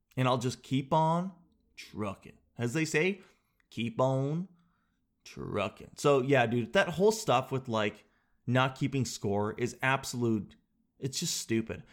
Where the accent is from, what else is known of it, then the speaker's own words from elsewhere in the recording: Canada; I'm Canadian